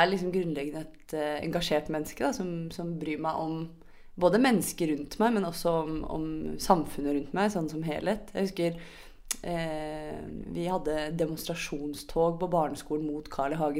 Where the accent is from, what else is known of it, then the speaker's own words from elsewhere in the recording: Sørlandet, Southern Norway, Norway; Det har vi på Sørlandet òg.